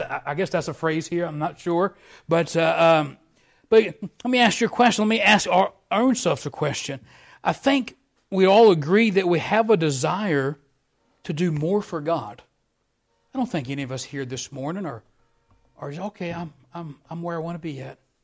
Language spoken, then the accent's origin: English; Virginia, United States; now in Wyoming, United States; I grew up in Virginia, but I've been out in Wyoming for twenty years almost